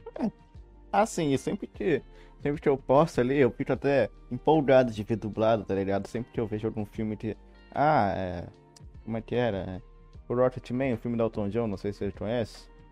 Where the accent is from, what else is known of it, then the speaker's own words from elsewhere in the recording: Rio de Janeiro, Brazil; Do Rio de Janeiro